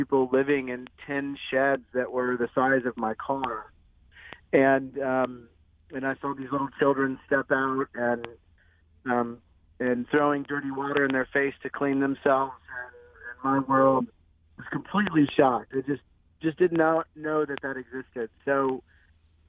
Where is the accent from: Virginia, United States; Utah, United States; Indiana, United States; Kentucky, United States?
Indiana, United States; I grew up in Indiana, and I went to Indiana University